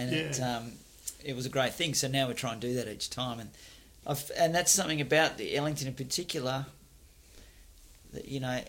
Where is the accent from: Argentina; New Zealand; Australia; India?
Australia; Perth area, Western Australia; also born or lived in Warwick, Western Australia; now in Fremantle, Australia; my earliest childhood was it was in Warwick in the northern suburbs, and then we moved down to Frio later, and then it was all just bush and wilderness